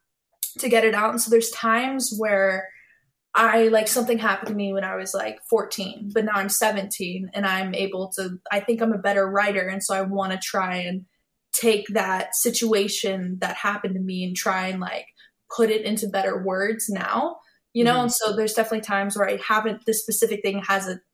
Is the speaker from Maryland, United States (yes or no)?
no; Nashville, Tennessee, United States; also born or lived in Texas; As I was like growing up in Nashville